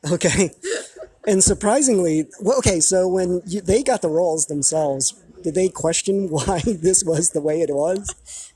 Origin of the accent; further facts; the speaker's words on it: Taiwan; moved away; this is taiwan my home country